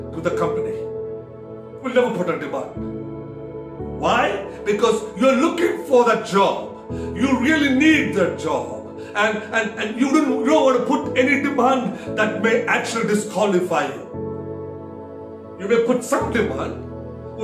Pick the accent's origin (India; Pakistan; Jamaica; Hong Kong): India; Kerala; I come from the south of India. My parents, my roots are from Kerala